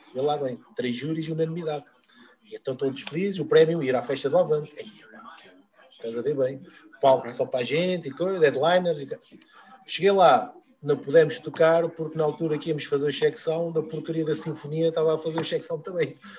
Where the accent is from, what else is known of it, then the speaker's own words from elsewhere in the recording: Peniche, Centro, Portugal; na minha terra, em Peniche